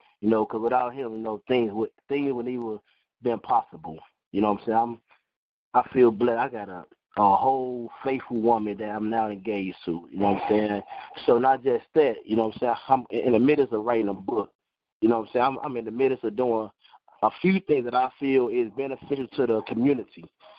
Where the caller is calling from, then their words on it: Iowa, United States; I'm calling from Iowa.